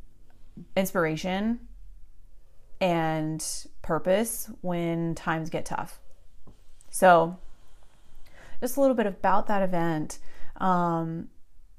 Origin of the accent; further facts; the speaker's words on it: Southern California, United States; I grew up surfing here in SoCal